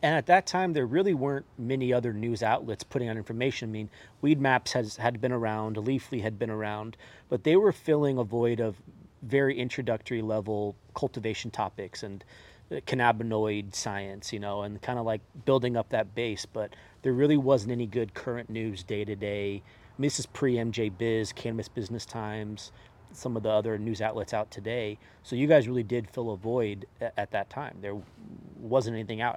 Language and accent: English; Bay Area, California, United States; being from the Bay Area, like, in the, growing up in this culture